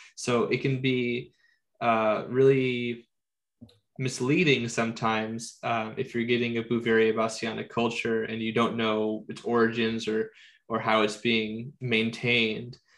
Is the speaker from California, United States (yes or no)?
yes; San Diego, California, United States; I am born and raised in San Diego, so I live in the subtropical zone